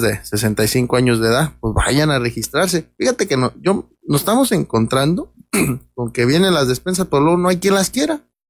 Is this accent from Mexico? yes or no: yes; Peribán, Michoacán, Mexico; todos somos de Peribán, nosotros somos San Francisco, Peribán